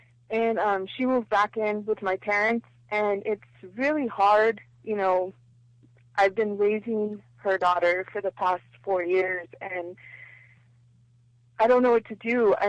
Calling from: San Bernardino, California, United States; I'm calling from San Bernardino.

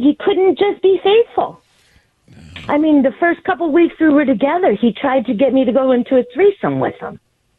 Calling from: New York, United States; I'm calling from New York

